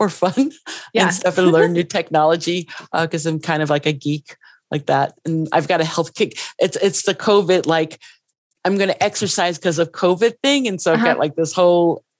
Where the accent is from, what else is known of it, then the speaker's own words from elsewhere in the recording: New York City, New York, United States; I grew up in the Bronx